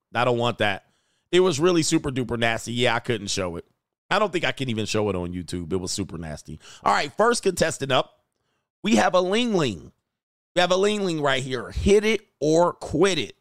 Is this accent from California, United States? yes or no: yes; California, United States; I'm from California